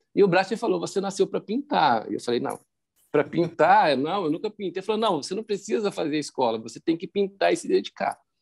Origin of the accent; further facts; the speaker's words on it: Belo Horizonte, Minas Gerais, Brazil; eu sou de Minas Gerais, sou de Belo Horizonte